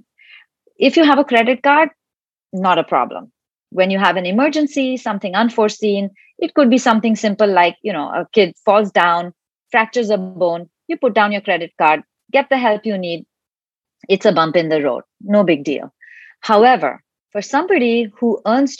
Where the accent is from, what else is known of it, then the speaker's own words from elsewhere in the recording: India; moved away; I'm originally from India